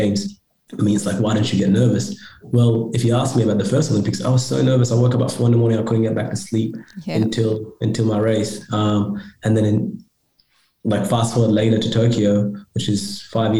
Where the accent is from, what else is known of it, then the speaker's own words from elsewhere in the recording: Australia; also born or lived in Sudan / Egypt; I come from two different cultures and I grew up in Australia